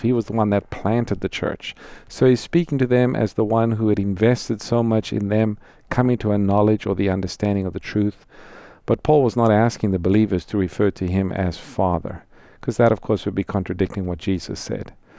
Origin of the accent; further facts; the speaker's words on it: South Africa; moved away; I'm from South Africa, grew up there